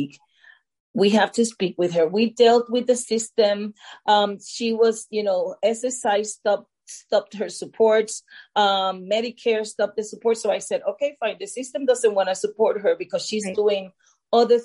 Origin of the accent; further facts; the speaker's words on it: Puerto Rico; moved away as an adult; now in United States; I'm from Puerto Rico